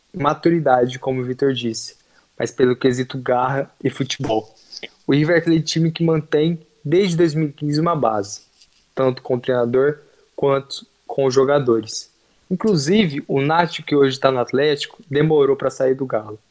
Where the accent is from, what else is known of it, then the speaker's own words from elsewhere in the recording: Brazil; somos brasileiros